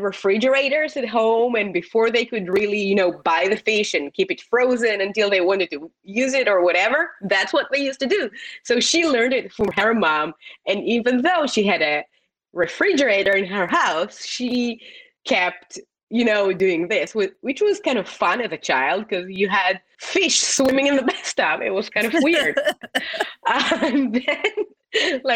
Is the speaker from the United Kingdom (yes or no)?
no; Israel; English is a second language; moved away as an adult; also born or lived in Florence, Italy; now in Atlanta, United States; born and raised in Israel